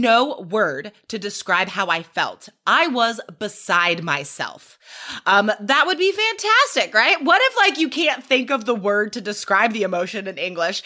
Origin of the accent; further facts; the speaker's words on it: United States; as an American